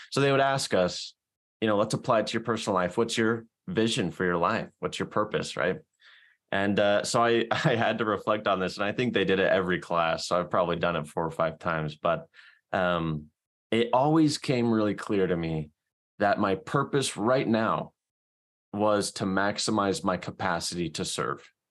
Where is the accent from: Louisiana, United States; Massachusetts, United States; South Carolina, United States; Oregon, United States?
South Carolina, United States; now in Salt Lake City, United States; I'm from South Carolina. I'm currently living in Salt Lake City